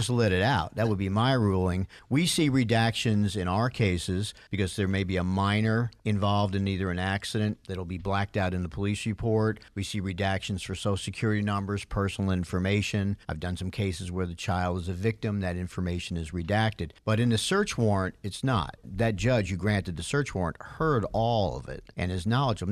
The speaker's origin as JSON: {"language": "English", "region": "New York", "country": "United States", "tie": "born or raised there", "moved": "yes", "lives_now": "Atlanta, United States", "said": "I grew up in New York"}